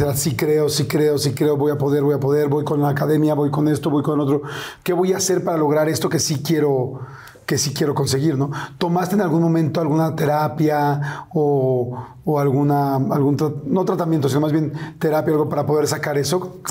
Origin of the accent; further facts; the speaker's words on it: Mexico City, Mexico; yo crecí en la Ciudad de México